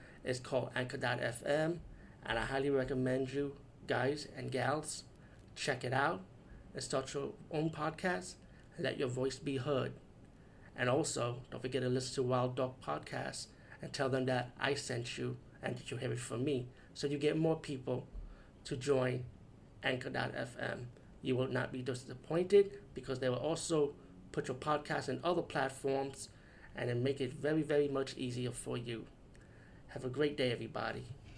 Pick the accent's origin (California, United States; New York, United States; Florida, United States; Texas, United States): New York, United States; As a New Yorker, I was like, wow, that brings a lot of memories.